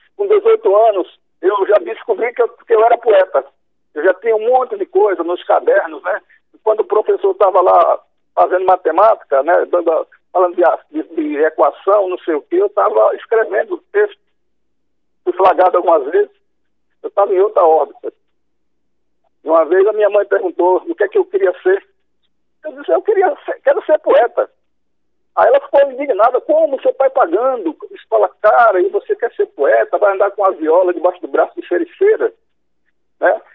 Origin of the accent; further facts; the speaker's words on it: Murici, Alagoas, Brazil; minha infância em Murici